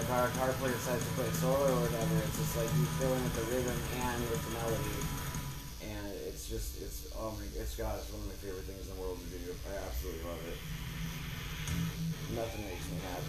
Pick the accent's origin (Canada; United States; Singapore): United States; Washington; Washington is a weird state. I grew up in Washington.